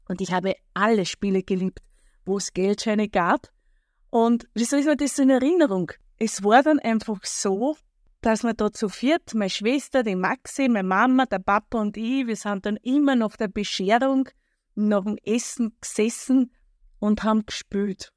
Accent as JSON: {"language": "German", "area": "where the Erlauf flows into the Danube", "region": "Lower Austria", "country": "Austria", "tie": "born or raised there", "said": "Ich komme aus einer kleinen Ortschaft in Niederösterreich. Dort, wo die Erlauf in die Donau mündet. Und dort, wo ich groß geworden bin"}